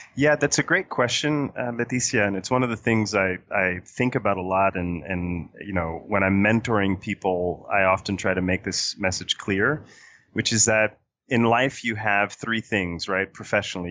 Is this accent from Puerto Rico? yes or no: yes; Puerto Rico; now in Washington, D.C., United States; I was born and raised in Puerto Rico